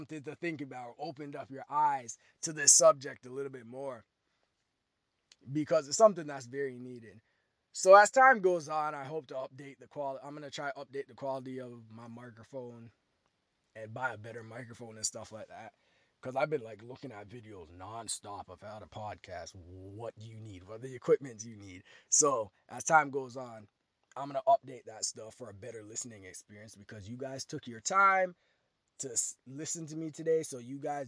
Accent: Toronto, Ontario, Canada; my hometown, Toronto, Ontario

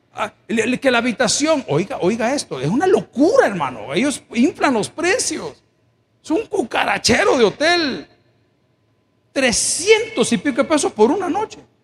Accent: El Salvador; Yo soy indio, salvadoreño, 100%.

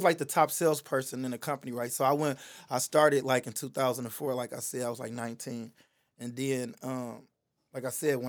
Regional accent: Detroit, Michigan, United States; So like, I'm from Detroit

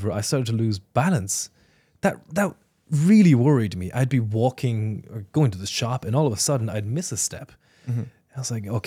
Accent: Ireland; also born or lived in China; Uh, when I was eight years old, I was born and raised in China and then immigrated to Ireland.

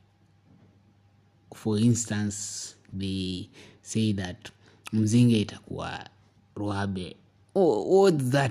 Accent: Eldoret, Uasin Gishu County, Kenya; moved away; since I left my town, my hometown, Eldoret

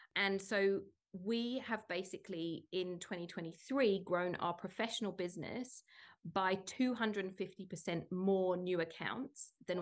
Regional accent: United Kingdom; moved away as an adult; now in Sydney, Australia; as a British person

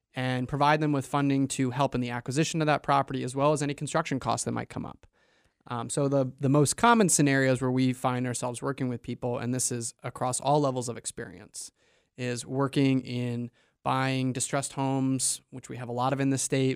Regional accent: New York, United States; moved away as an adult; also born or lived in Maine; now in Portland, Maine, United States; I'm from away. I'm originally from New York, and I went to college up here, and I drank the Kool-Aid and stuck around

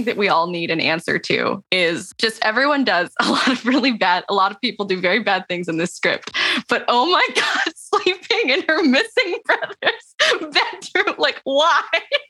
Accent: California, United States; I'm from California.

